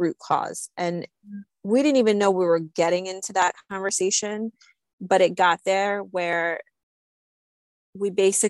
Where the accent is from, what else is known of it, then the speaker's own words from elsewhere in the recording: Slovakia; moved away; I grew up in Slovakia. We didn't grow up with much